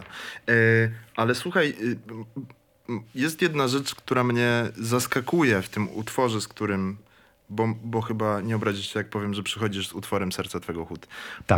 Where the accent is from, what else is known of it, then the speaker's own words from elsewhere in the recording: Kraków, Lesser Poland, Poland; pochodzę z Krakowa